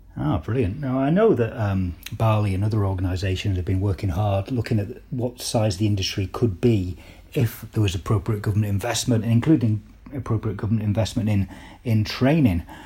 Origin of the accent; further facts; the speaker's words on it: Cumbria, North West England, United Kingdom; ask me if I'm a, I'm a Geordie, but I'm not. I'm from Cumbria.